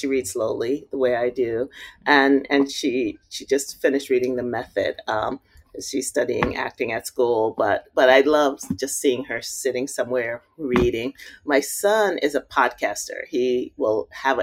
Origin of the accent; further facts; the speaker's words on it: New York City, New York, United States; also born or lived in Ohio / South Carolina / Park Slope, Brooklyn; my block Madison Street, where I grew up in Bushwick